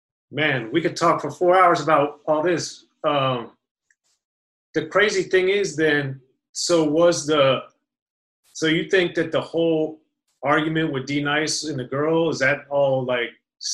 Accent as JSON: {"language": "English", "region": "Maryland", "country": "United States", "said": "I'm from Maryland, man, and down in D.C., they were remaking 9mm as a go-go song."}